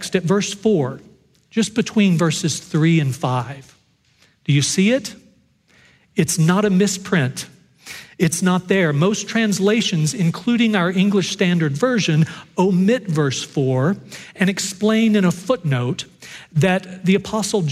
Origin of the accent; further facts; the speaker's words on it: Dallas, Texas, United States; I grew up in Dallas